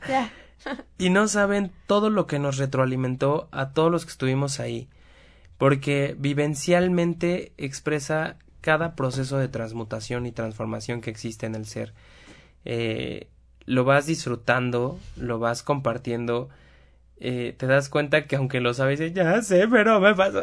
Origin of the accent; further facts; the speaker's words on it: Puebla, Mexico; accent: cantadito; Somos poblanos, ¿qué le hacemos? Hablamos cantadito